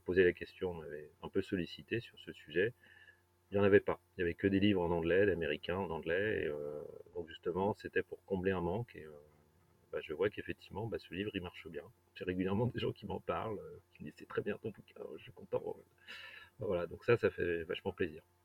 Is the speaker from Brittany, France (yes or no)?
yes; Brittany, France; j'ai grandi en Bretagne